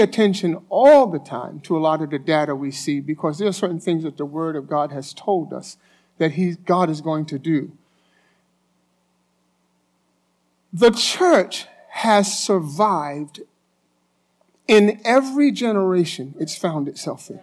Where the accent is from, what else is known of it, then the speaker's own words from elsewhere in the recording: New York, United States; I'm a New Yorker